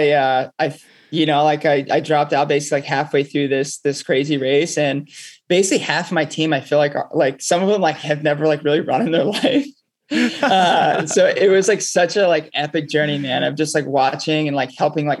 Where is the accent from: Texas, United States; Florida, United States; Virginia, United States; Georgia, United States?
Florida, United States; Palm Bay; now in New York City, United States; I'm from Palm Bay, Florida